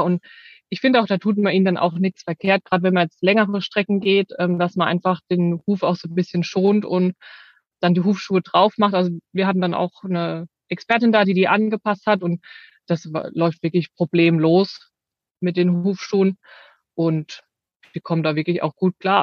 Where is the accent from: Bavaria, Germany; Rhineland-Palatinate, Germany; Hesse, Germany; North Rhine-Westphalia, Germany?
Rhineland-Palatinate, Germany; wir kommen aus der Südpfalz